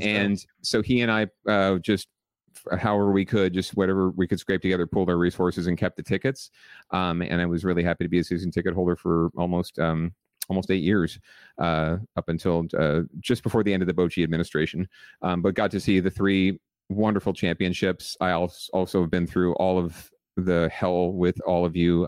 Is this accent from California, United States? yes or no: yes; San Jose, California, United States; also born or lived in Los Angeles; I was raised in San Jose